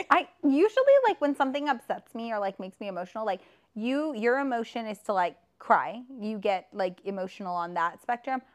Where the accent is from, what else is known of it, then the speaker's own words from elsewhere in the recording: Texas, United States; I was brought up in Texas in a religious area